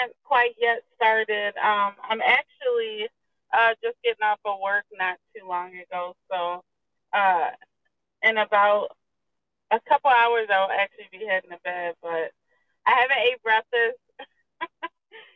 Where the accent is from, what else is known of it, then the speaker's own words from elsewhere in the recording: Wisconsin, United States; moved away as an adult; now in Mobile, United States; I'm actually from Wisconsin. I've been in Wisconsin my whole life